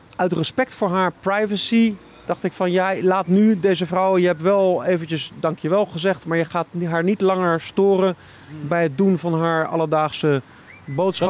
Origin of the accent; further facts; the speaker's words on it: Netherlands; now in Berlin, Germany; als Nederlander